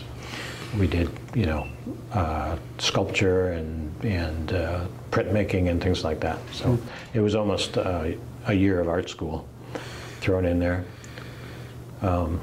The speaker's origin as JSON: {"language": "English", "area": "outside of Detroit", "region": "Michigan", "country": "United States", "tie": "born or raised there", "also_born_or_lived": "St. Louis / France", "moved": "as an adult", "said": "I grew up in Michigan, outside of Detroit."}